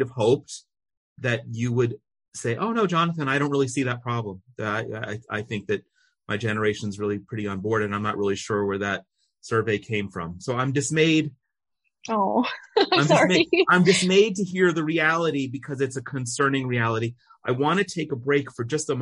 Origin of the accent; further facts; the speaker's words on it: United States; now in Israel; we're both American